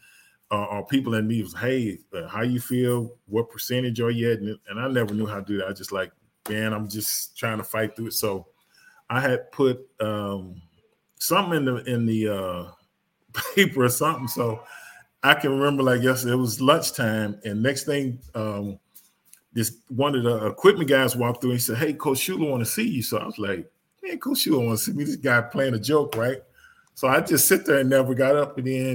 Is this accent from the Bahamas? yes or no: no; Dallas, Texas, United States; I grew up in Dallas, a Cowboy fan